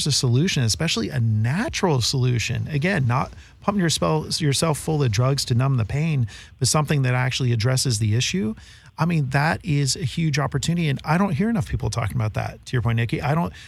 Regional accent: San Francisco, California, United States; growing up in San Francisco

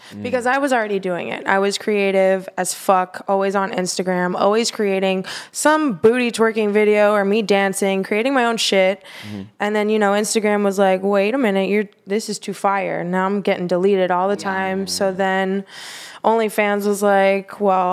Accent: Fort Lauderdale, Florida, United States; from Florida. For real? Born and raised

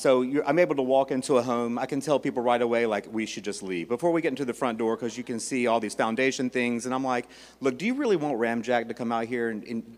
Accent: Charlotte, North Carolina, United States; moved away as an adult; I am from Charlotte, North Carolina

